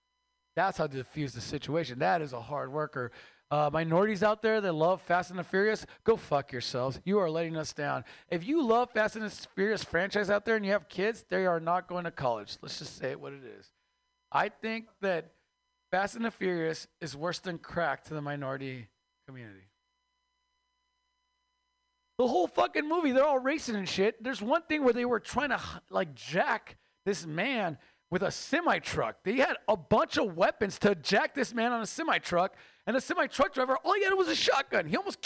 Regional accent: Mexico; now in United States; I used to have three jobs, man. I am Mexican from Mexico, so we outwork all of you. Immigrants just outwork Americans.

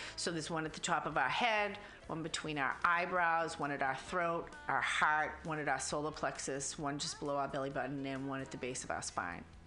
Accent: Boston, Massachusetts, United States; accent: Boston; now in San Francisco, United States; I was raised in Boston

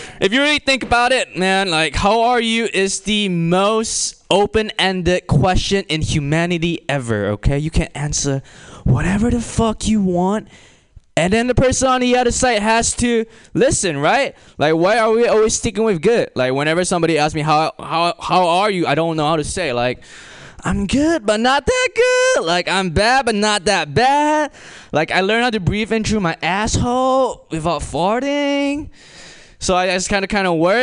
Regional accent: Malaysia; now in United States; I'm imported from a third world country and I'm from Malaysia.

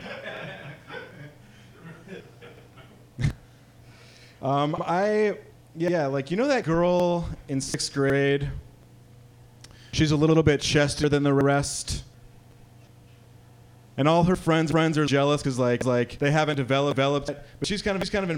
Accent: Midwest, United States; moved away; I'm from the Midwest

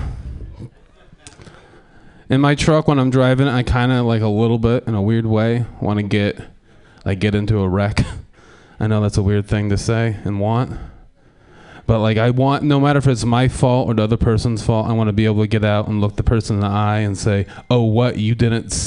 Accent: Portland, Oregon, United States; I'm from Portland

